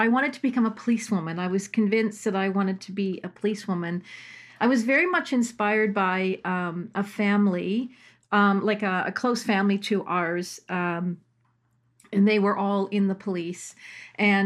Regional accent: Toronto, Ontario, Canada; moved away as an adult; also born or lived in Australia; I grew up in Toronto, in Willowdale

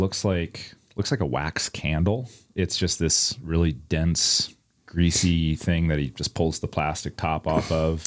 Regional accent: Iowa City, Iowa, United States; I'm born and raised in Iowa City, Iowa. I still live in Iowa City, Iowa.

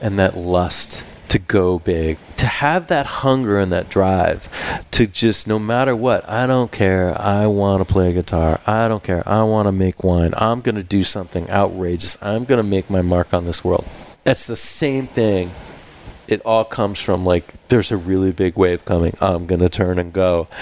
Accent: Maine, United States; moved away; I grew up surfing in the East Coast in Maine.

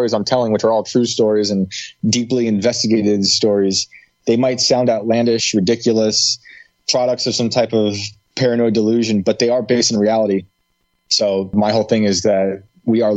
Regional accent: West Point, New York, United States; moved away as an adult; also born or lived in Pine Bush, New York / Hudson Valley, New York; now in West Virginia, United States; I grew up in West Point, New York, with the military academy.

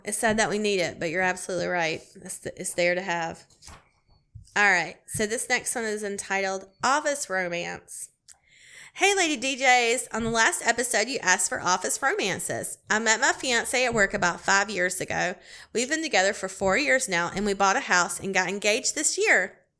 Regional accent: Clemson, South Carolina, United States; I'm from Clemson, South Carolina

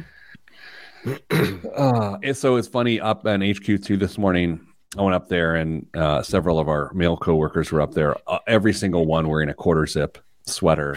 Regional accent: Midwest, United States; I'm from the Midwest

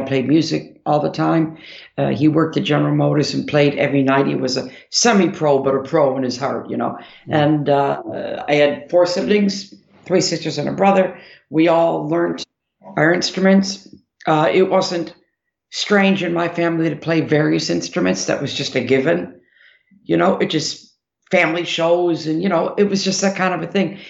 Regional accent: Detroit, Michigan, United States; we're from Detroit

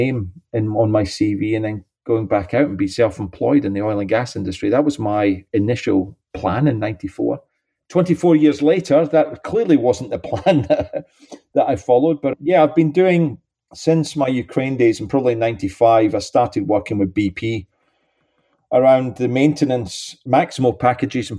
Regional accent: St Andrews, Scotland, United Kingdom; moved away as an adult; also born or lived in London / Switzerland / Russia; now in Houston, United States; clearly my accent, I was born in St. Andrews

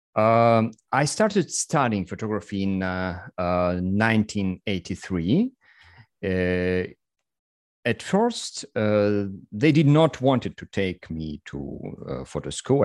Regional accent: Russia; English is a second language; I'm a photographer and entrepreneur from Russia

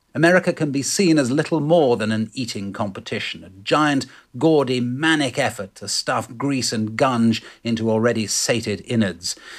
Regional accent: England, United Kingdom; moved away as an adult; also born or lived in London; now in United States; as we English know, having grown up with rattling windows and mouldy grouting

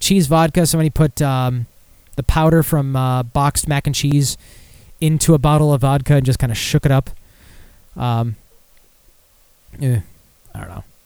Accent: Michigan, United States; now in New Jersey, United States; I'm from Michigan, or you could say I live in Jersey

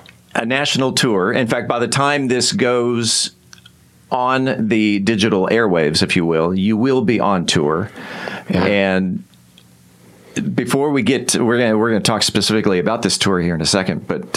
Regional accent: California, United States; now in Texas, United States; I grew up and lived in Southern California for quite some time, and coming to Texas 17 years ago

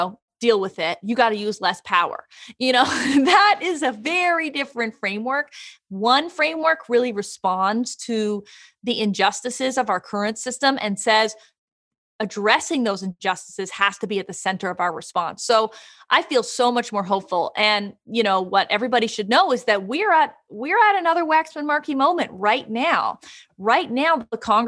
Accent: Canada; I am from Canada

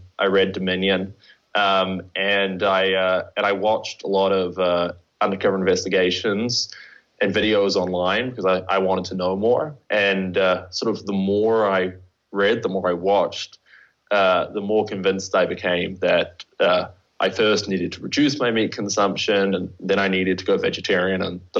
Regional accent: New Zealand; From New Zealand.

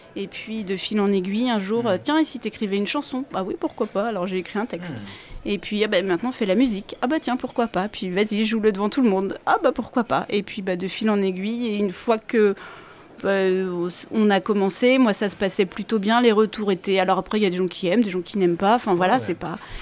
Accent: Angers, Pays de la Loire, France; moved away as an adult; also born or lived in Paris; j'habitais Paris, j'ai quitté Paris pour revenir m'installer à Angers, parce que je suis originaire d'Angers

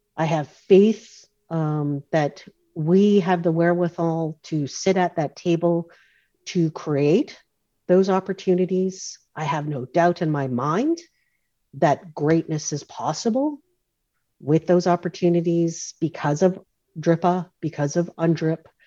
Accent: North Vancouver, British Columbia, Canada; I grew up on in Oslahan, the community of Oslahan, which is is uh, part of the, uh, the North Shore uh, traditional territories of the Skoltmish Nation

